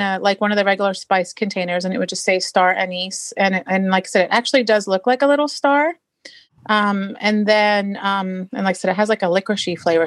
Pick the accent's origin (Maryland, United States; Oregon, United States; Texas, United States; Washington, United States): Washington, United States; Marysville; I'm from Marysville, Washington